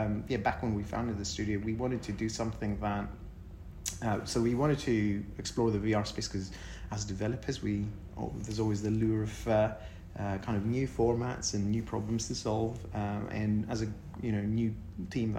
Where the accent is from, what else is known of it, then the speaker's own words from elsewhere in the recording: Greece; moved away; I'm originally from Greece.